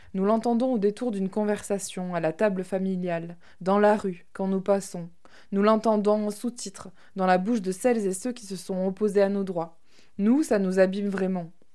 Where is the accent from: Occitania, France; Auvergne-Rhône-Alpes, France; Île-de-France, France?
Occitania, France; Tarn; also born or lived in Toulouse; now in Crest, France; Je suis née dans le Tarn, un département plutôt rural, que j'adore, mais qui n'a pas été pour moi un lieu de construction queer